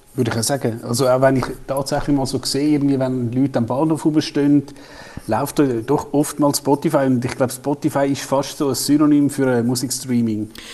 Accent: Switzerland

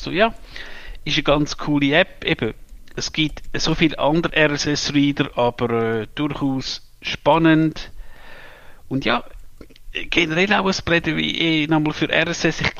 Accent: Switzerland; als Schweizer äh, müsste mir jetzt sagen, ich bin ein Verräter

